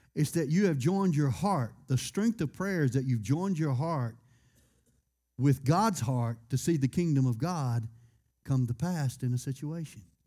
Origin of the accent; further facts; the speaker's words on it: United States; I was born in America